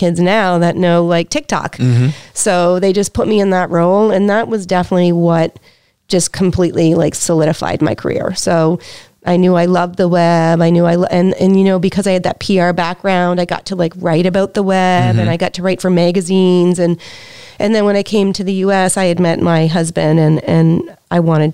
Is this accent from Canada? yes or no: yes; Prince Edward Island, Canada; moved away; I'm from Prince Edward Island.